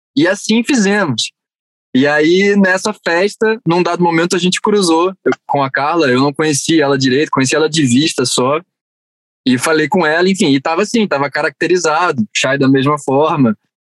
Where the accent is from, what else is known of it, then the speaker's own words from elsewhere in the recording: Rio de Janeiro, Brazil; also born or lived in Barra da Tijuca, Rio de Janeiro; eu passei minha vida inteira, minha infância inteira na Tijuca, cresci lá